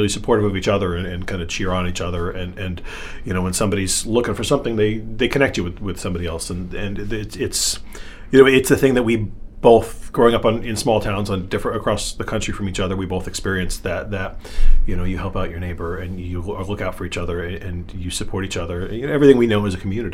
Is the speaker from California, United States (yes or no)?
no; Vermont, United States; moved away as an adult; also born or lived in Brooklyn, New York / Portland, Oregon / Mobile, Alabama; now in Maine, United States; I grew up in Vermont, but went to school in Waterville.